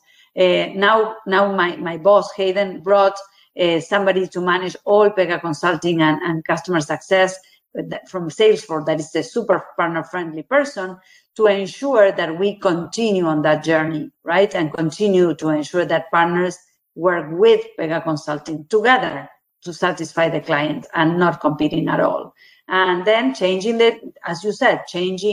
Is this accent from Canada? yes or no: no; Argentina; also born or lived in Brazil; I was born in Argentina, 40 years of my career working in Latin America, Argentina, living in Argentina, Brazil